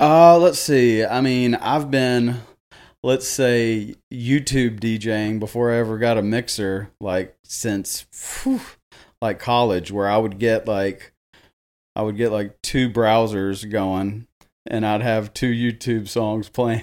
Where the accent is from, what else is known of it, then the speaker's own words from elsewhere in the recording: Jackson, Tennessee, United States; I am born and raised here in Jackson, Tennessee